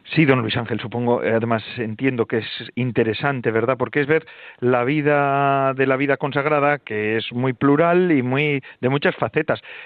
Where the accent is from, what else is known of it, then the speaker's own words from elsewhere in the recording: Basque Country, Spain; Aquí en Vizcaya y en Guipúzcoa se canta eh, con unos palos, se va con los palos de calle en calle bueno, yo soy de una zona de caseríos, entonces se iba de, barrio en barrio, de caserío en caserío, y se solía cantar